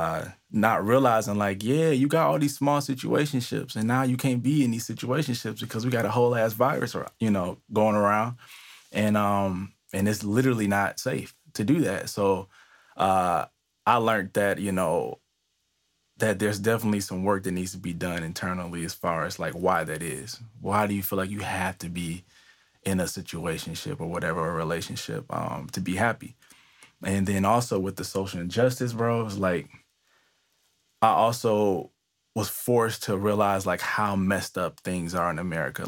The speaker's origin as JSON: {"language": "English", "town": "Detroit", "region": "Michigan", "country": "United States", "moved": "as an adult", "lives_now": "East Coast, United States", "said": "I am originally from Detroit, but I recently moved maybe about 2 years ago, 2.5 years ago to the East Coast"}